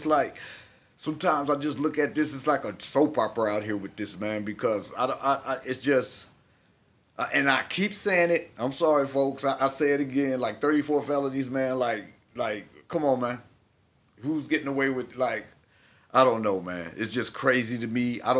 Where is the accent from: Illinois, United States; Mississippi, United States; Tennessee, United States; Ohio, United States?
Ohio, United States; Cleveland; born there; I was born in Cleveland.